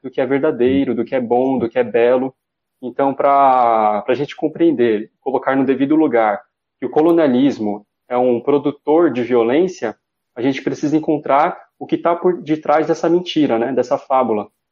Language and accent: Portuguese; São Paulo, Brazil; sou nascido em São Paulo, na periferia, né, da Zona Leste